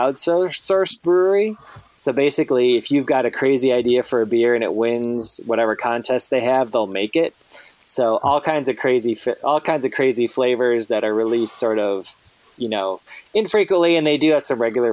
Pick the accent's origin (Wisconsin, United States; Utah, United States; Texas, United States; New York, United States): Wisconsin, United States; I'm from Wisconsin